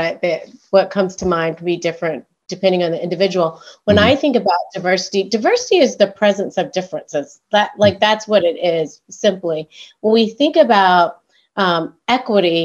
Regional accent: High Point, North Carolina, United States; I grew up in North Carolina in a small town called High Point.

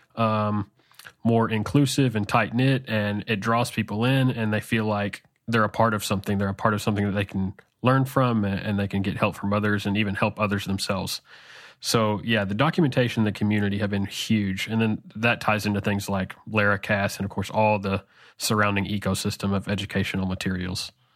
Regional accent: Arkansas, United States; I grew up in Arkansas, and I still live in Arkansas in the central part of the United States

